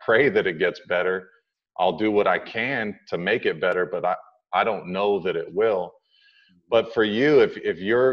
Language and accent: English; Pacific Grove, California, United States; growing up in Pacific Grove, California, it was not a very diverse community